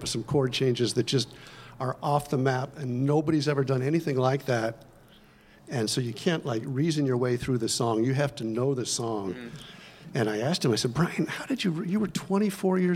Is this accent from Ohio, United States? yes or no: yes; Cincinnati, Ohio, United States; I grew up in Cincinnati